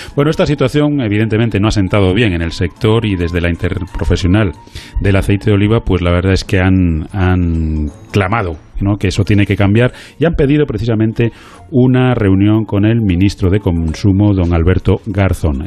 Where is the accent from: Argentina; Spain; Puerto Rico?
Spain; como españoles